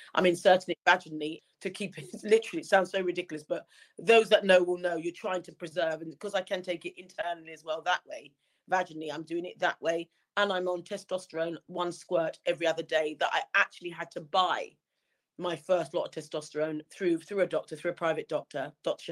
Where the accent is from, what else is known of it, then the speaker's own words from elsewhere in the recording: Wembley, London, United Kingdom; I grew up in Wembley, um, literally just round the corner from the very famous Wembley Stadium